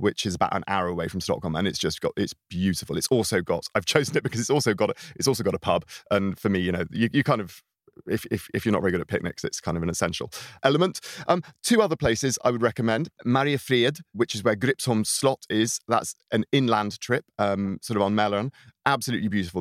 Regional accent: United Kingdom; now in Sweden; as a British person in Sweden, as someone from a, from a rich majority white Western, um, European country

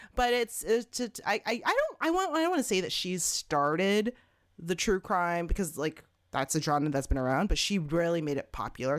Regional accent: Toronto, Ontario, Canada; I was born and raised in Canada, Toronto, Canada

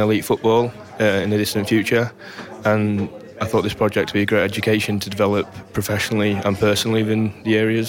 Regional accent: Grimsby, Yorkshire and the Humber, United Kingdom; I'm 24 from Grimsby.

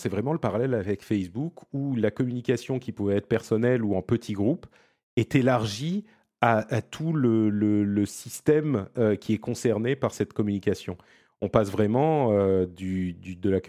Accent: Italy; French is a second language; les gens vont se rendre compte que je suis un vrai Italien.

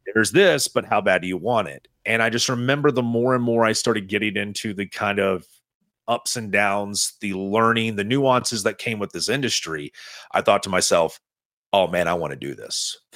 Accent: East Tennessee, United States; I'm from East Tennessee

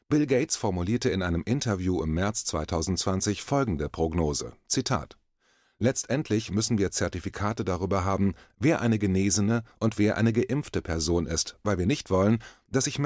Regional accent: East Germany, Germany; Ich bin in Ostdeutschland aufgewachsen, in der DDR, dem damals unfreien Teil meines Heimatlandes, in einer Diktatur.

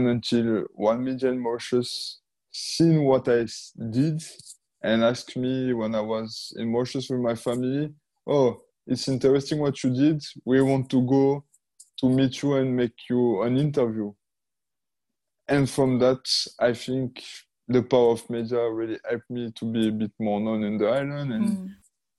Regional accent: Monaco; I was born in Monaco

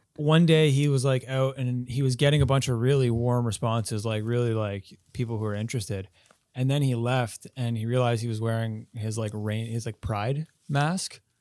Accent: Quebec, Canada; also born or lived in Halifax; now in Montreal, Canada; I'm from Quebec originally, so, like, uh, but I'm not from Montreal, so I'm still pretty new to Montreal

